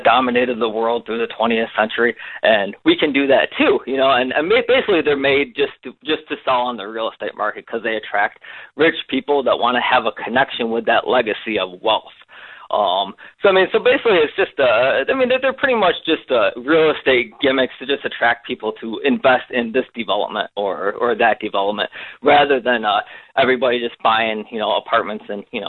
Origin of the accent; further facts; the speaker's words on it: Rochester, New York, United States; now in China; I grew up in the Great Lakes region of the USA, outside of Rochester, New York, which when I was, like, really young, was, like, this big, like, factory epicenter of the world, right?